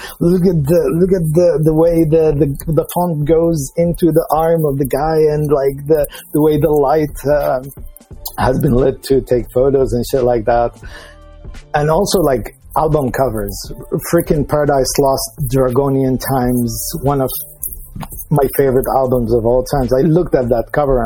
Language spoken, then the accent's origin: English; Damascus, Damascus Governorate, Syria; moved away as an adult; also born or lived in Dubai, United Arab Emirates; now in Amsterdam, Netherlands; I'm a guy from Damascus, Syria. My family is Lebanese, so I have a little bit of Lebanese in me. But I lived in Damascus